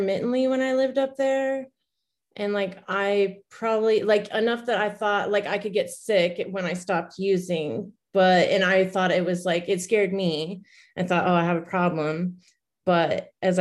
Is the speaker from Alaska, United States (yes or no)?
yes; Alaska, United States; moved away as an adult; now in Phoenix, United States; been in Arizona almost as long as I spent growing up in Alaska